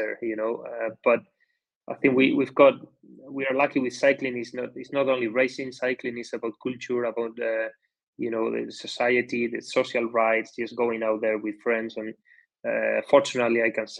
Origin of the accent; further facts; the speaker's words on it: Basque Country, Spain; I'm coming from the Basque Country, which the cycling culture is highly established in this country. So from the beginning, from very young, we already started to get exposed to cycling